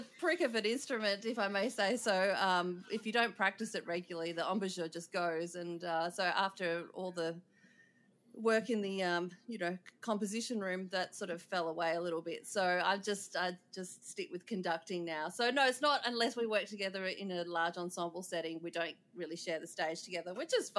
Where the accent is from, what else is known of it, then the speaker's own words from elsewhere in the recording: Perth, Western Australia, Australia; I was born in Australia. Born in Perth, in fact, in the West Coast